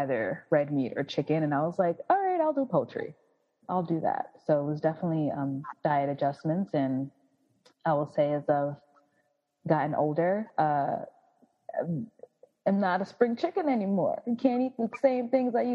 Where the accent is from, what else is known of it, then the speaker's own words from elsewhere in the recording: United States; moved away as an adult; also born or lived in South Korea; living and growing up in America and then going elsewhere